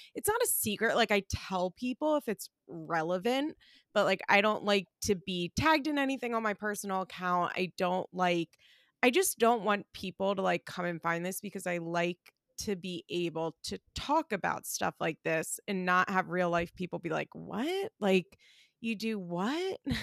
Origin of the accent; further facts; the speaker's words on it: West Chester, Pennsylvania, United States; also born or lived in Florida; I am from Westchester, Pennsylvania